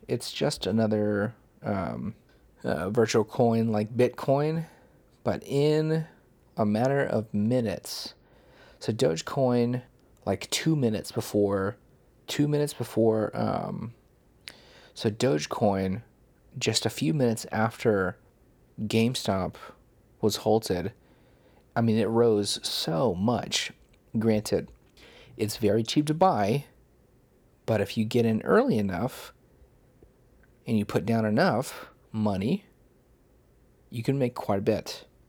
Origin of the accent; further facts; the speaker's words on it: United States; I'm American.